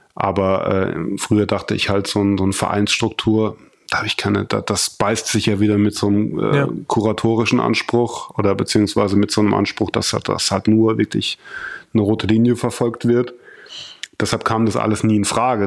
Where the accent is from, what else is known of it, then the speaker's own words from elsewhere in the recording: Germany; moved away as an adult; now in Berlin, Germany; weil ich mir da viel aufgebaut habe